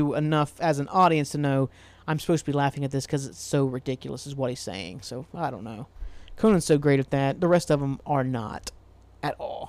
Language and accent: English; Portsmouth, Ohio, United States; now in Columbus, United States; Like, I'm from Portsmouth, Ohio. I live in Columbus. I'm from Portsmouth, Ohio.